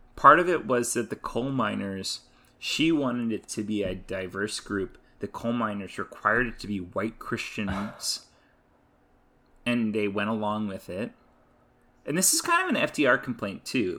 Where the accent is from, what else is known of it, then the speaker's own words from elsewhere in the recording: Atlanta, Georgia, United States; I grew up in Atlanta, grew up in the South